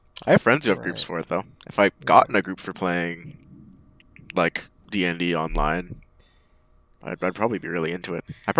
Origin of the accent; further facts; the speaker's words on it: Canada; I'm a Canadian.